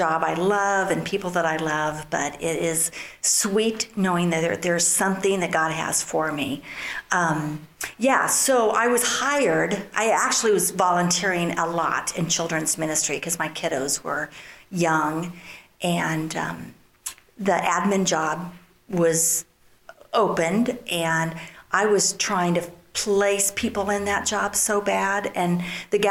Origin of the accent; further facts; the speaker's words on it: Sabetha, Kansas, United States; moved away as an adult; also born or lived in Chicago; now in Kansas City area, United States; I grew up in Sabetha, Kansas, small town, and Jim and I grew up there together